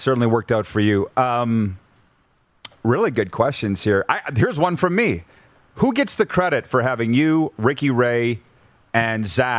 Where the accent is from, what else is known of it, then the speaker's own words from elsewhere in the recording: Canada; as a Canadian kid staying in an American hotel